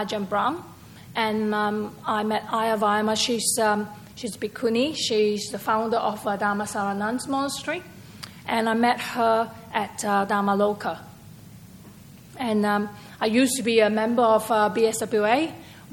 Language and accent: English; Malaysia; moved away as an adult; also born or lived in Singapore; now in Perth, Australia; I actually from Perth. Originally, I was born in Malaysia, and I came here to study as an overseas student, and I migrated here.